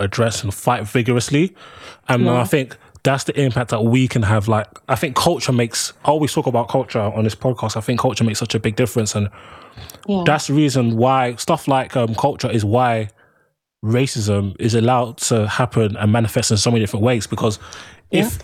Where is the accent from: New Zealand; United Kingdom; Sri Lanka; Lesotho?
United Kingdom; London; also born or lived in Birmingham; I'm from London